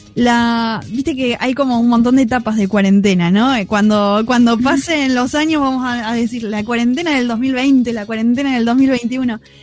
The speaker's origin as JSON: {"language": "Spanish", "region": "Buenos Aires", "country": "Argentina", "said": "nosotros somos de Buenos Aires"}